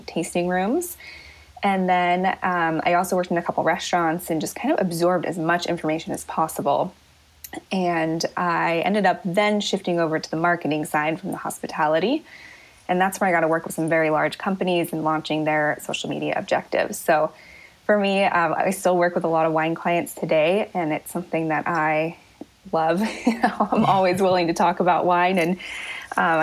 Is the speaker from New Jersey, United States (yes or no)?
no; Oregon, United States; now in San Francisco Bay Area, United States; I grew up in Oregon